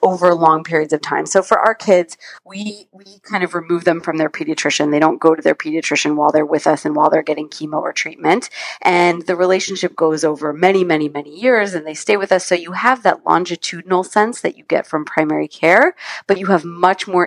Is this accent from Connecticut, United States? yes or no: no; California, United States; I was volunteering at Stanford Children's Hospital, which is where I grew up in California